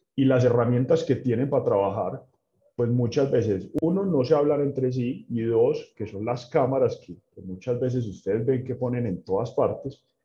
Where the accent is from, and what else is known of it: Medellín, Antioquia, Colombia